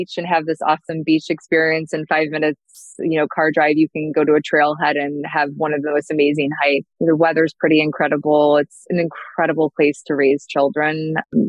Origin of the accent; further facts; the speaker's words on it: Chicago, Illinois, United States; growing up in Chicago